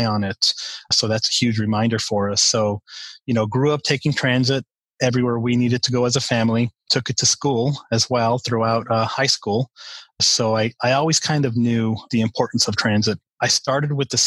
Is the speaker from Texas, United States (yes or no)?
yes; El Paso, Texas, United States; I grew up in El Paso, Texas, right on the border with Mexico and New Mexico and far West Texas